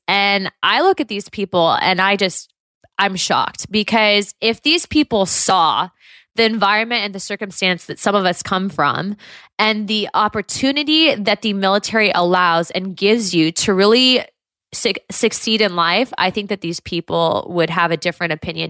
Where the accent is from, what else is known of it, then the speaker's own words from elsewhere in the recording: Southern California, United States; also born or lived in Santa Ana / Los Angeles; growing up in Southern California